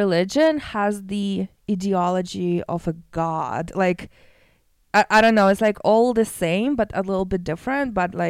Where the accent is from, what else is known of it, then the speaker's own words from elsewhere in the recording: Russia; moved away; also born or lived in Canada; I'm from Russia.